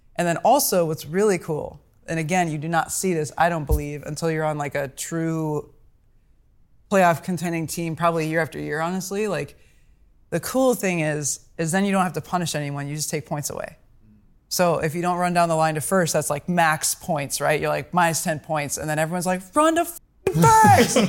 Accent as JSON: {"language": "English", "town": "Omaha", "region": "Nebraska", "country": "United States", "said": "I'm from Omaha's"}